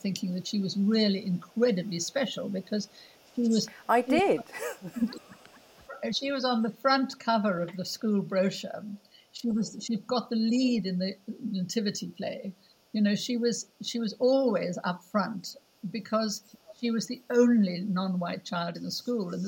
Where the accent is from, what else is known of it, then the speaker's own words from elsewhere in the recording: South Africa; moved away; I'm South African.